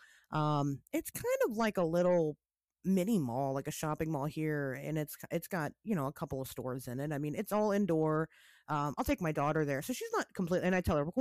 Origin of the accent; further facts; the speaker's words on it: Springfield, Ohio, United States; my original mall that I grew up in was in Springfield, Ohio